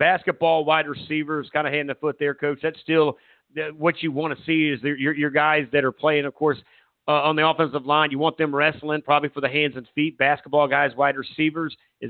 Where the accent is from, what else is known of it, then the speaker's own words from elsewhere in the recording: Myrtle Beach, South Carolina, United States; I remember my days growing up in Myrtle Beach.